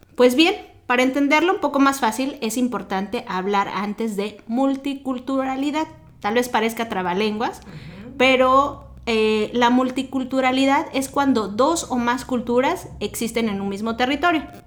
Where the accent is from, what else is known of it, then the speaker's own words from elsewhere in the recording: Mexico; moved away as an adult; now in United States; siendo profesionista en mi país